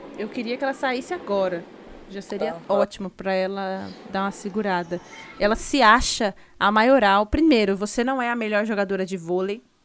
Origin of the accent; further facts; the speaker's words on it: Osasco, São Paulo, Brazil; eu também sou de Osasco